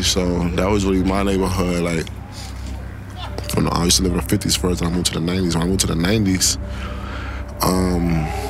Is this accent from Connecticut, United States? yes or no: no; New York City, New York, United States; I grew up in Brooklyn, New York, East Flatbush to be exact